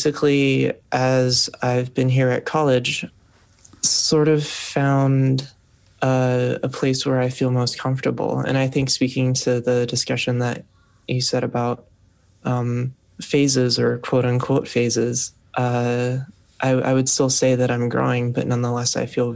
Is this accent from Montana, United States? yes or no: no; New York City, New York, United States; My background is I'm from Brooklyn